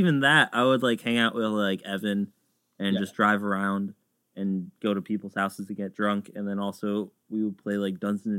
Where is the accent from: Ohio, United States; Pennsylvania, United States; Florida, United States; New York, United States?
Pennsylvania, United States; Philadelphia; I'm from South Philly, born and raised.